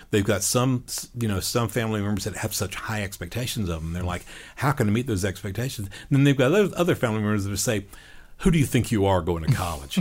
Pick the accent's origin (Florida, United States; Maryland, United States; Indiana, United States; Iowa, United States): Florida, United States; Panama City Beach; growing up on Panama City Beach.